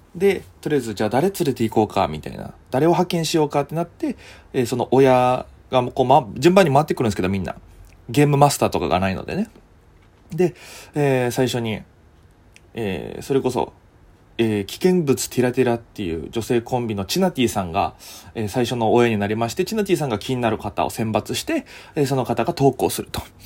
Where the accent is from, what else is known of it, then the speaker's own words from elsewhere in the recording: Okinawa, Japan; moved away as an adult; now in Tokyo, Japan; 沖縄出身なんです、お互い。お互い沖縄出身って共通点があって